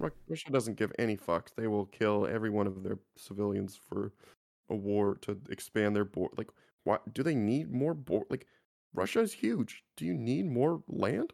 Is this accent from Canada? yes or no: yes; Canada; I'm just a Canadian kid